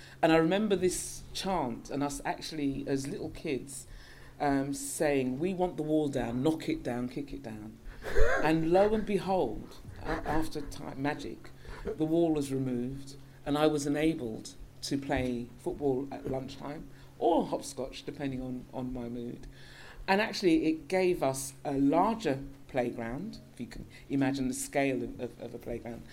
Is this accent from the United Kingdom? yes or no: yes; London, United Kingdom; As a little girl growing up in North London, N-O-R-F, the correct side of London, from London, you'll understand the reference. I grew up not too far from here